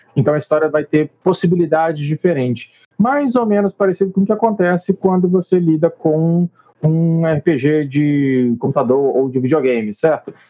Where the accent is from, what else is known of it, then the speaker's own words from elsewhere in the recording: Colatina, Espírito Santo, Brazil; nós somos do Espírito Santo, eu e Wesley, na verdade, não somos só do Espírito Santo, como da mesma cidade, Colatina